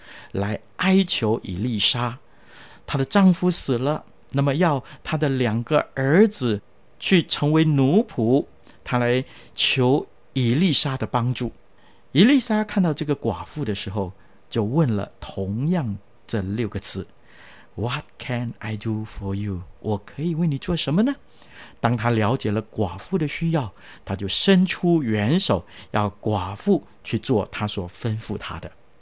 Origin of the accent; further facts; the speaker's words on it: China; 我们中国人呢就不同了，我们捧起双手，然后说恭喜恭喜啊，别来无恙啊。